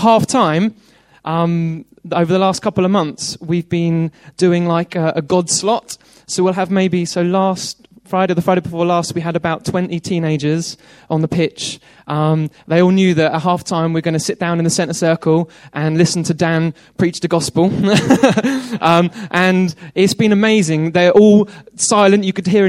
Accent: Worthing, South East England, United Kingdom; Okay, I've been told to say where I'm from. I'm from Worthing, no joke.

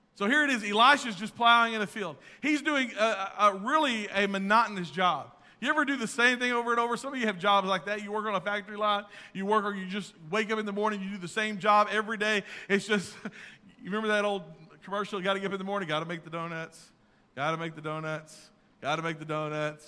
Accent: Texas, United States; I'm from Texas

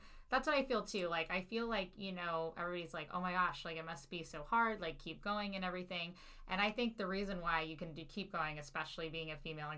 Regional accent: Cincinnati, Ohio, United States; moved away as an adult; now in St. Louis, United States; I personally am not from St. Louis, Missouri. I am from Cincinnati, Ohio

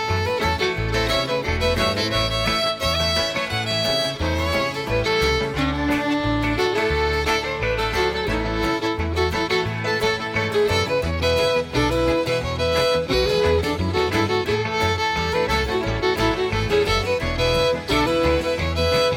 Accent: St. Paul, Alberta, Canada; I come from St. Paul, Alberta, Canada, and I'm a fiddler

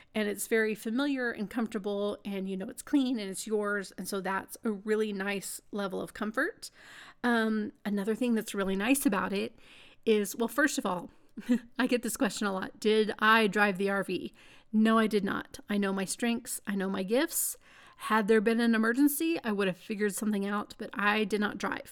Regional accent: Texas, United States; being a Texan

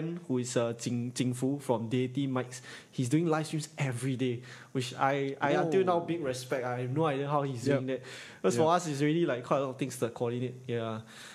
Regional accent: Singapore; east side my whole life. Pasir Ris, and then now Punggol

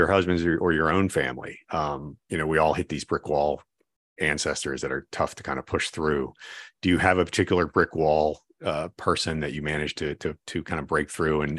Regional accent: East Coast, United States; now in Ohio, United States; I grew up on the East Coast. So disclaimer, I'm not an Ohioan. And I rode the train into Philadelphia or New York City all the time.

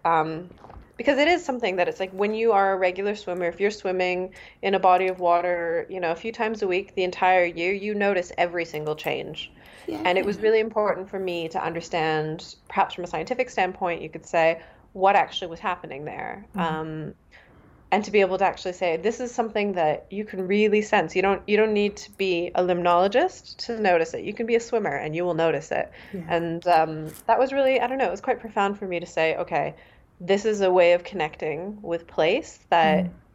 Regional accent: Canada; first language Mandarin; moved away as an adult; now in Germany; I was born in Canada. So I grew up just with a lot of languages and migrations in my family history

